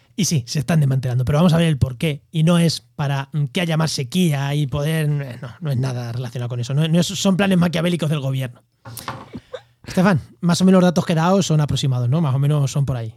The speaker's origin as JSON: {"language": "Spanish", "area": "Albacete", "region": "Castilla-La Mancha", "country": "Spain", "also_born_or_lived": "Jaén", "moved": "yes", "said": "en Albacete, en mi tierra"}